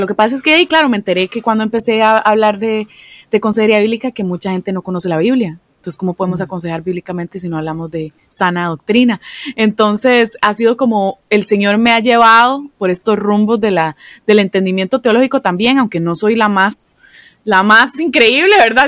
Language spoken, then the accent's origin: Spanish; Costa Rica; accent: Costa Rican; moved away as an adult; now in Philadelphia, United States; soy de Costa Rica originalmente, aunque voy a decirlo con el rotacismo idiomático que decimos los costarricenses